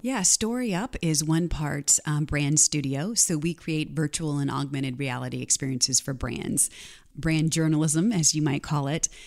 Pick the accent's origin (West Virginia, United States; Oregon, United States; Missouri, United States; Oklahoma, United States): Missouri, United States; Canton; I grew up in Canton, Missouri, population of about fifteen hundred people